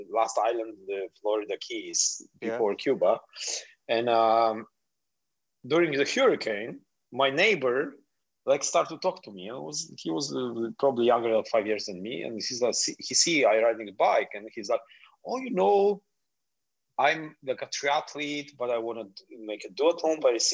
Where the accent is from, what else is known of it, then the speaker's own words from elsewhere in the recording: Poland; English is a second language; moved away as an adult; also born or lived in Miami, United States; now in Palma de Mallorca, Spain; But I'm Polish